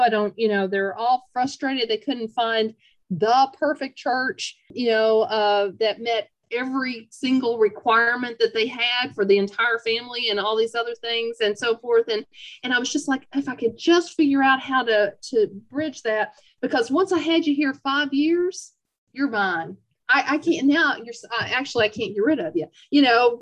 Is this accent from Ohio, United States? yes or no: no; Lexington, Kentucky, United States; also born or lived in Minnesota; now in Corbin, United States; I'm a Kentuckian by birth, but an Appalachian by choice. I was born up in the Lexington area